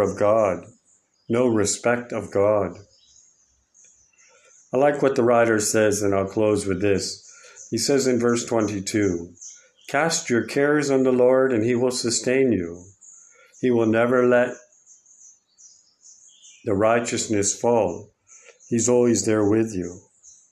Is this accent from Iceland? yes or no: no; United States; moved away; my home country of America